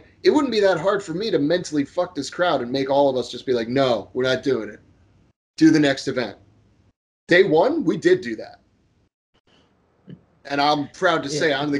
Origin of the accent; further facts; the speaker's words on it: Florida, United States; I'm from Florida.